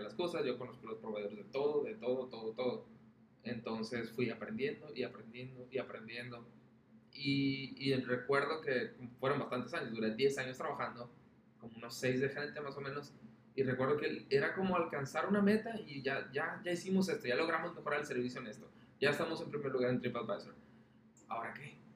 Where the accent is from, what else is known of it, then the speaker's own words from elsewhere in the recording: Mexico; lo que somos nosotros como mexicanos